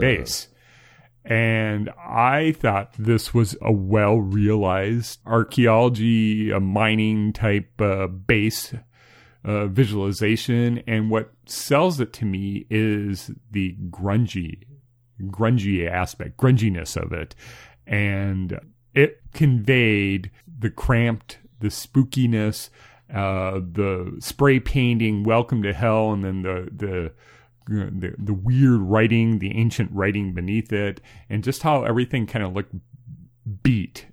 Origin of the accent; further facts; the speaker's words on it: United States; as an American